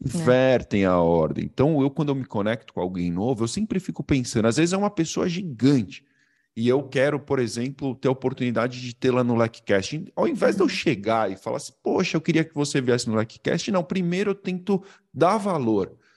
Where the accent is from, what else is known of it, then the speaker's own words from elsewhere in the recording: Brazil; accent: Brazilian; eu falo como brasileiro